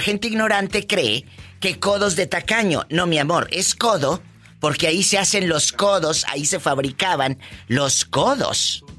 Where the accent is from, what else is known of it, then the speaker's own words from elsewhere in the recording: Matamoros, Tamaulipas, Mexico; de Tamaulipas, mi Matamoros querido, que hay unos bribones que les digo, soy de Matamoros, Tamaulipas